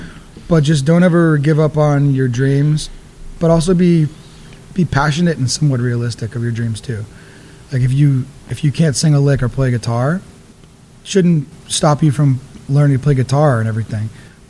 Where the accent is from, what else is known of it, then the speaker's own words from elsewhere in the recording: Kingston, Massachusetts, United States; also born or lived in Georgia, United States; I was born in Georgia. Okay. And I moved up here when I was young, and I grew up in Kingston.